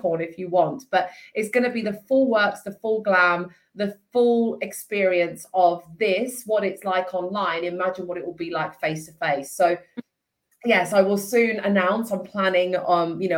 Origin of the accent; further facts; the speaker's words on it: Italy; now in Hertfordshire, United Kingdom; me being Italian, like I grew up in Italy